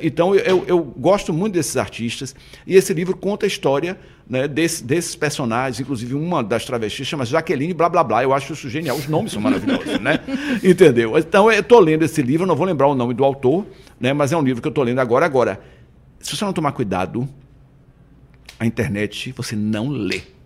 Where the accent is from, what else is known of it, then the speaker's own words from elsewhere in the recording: Salvador, Bahia, Brazil; Eu fui para Pituba com três anos de idade, né? Minha família morava na Piedade e veraneava na Pituba. Com três anos, minha mãe resolveu morar na Pituba. Então, minha infância foi uma delícia na Pituba